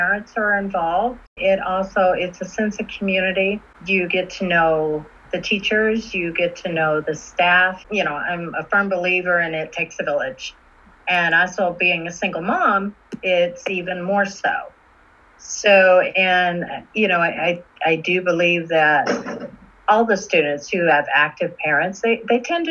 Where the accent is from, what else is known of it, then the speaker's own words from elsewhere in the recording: Indianapolis, Indiana, United States; moved away as an adult; also born or lived in Quantico, Virginia; now in Washington, D.C. area, United States; I born and raised in Indianapolis, Indiana